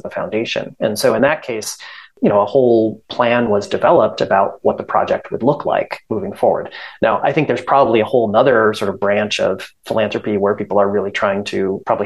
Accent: Stoughton, Wisconsin, United States; also born or lived in Madison, Wisconsin; I'm from Stoughton.

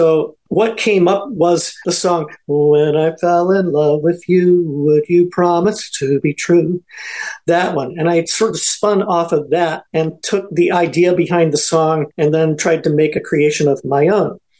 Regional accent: the Carolinas, United States; moved away as an adult; also born or lived in Beckley, West Virginia; now in Wisconsin, United States; I am from the Carolinas and a little bit of West Virginia. But when I was in grade school in Beckley, West Virginia

